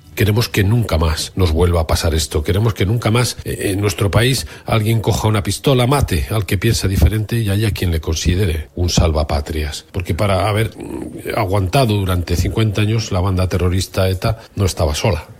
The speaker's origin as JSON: {"language": "Spanish", "region": "Basque Country", "country": "Spain", "said": "los vascos eh, vivimos 40 años de dictadura franquista"}